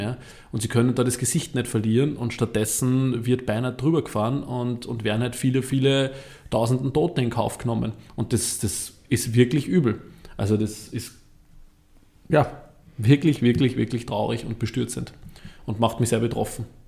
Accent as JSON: {"language": "German", "town": "Vöcklabruck", "region": "Upper Austria", "country": "Austria", "said": "ich komme ja aus Vöcklerbruck, das ist im Süden von Oberösterreich"}